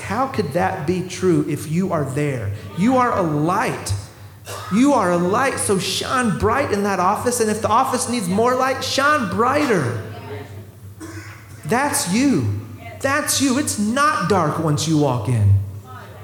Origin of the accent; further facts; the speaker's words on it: the South, United States; we're from the South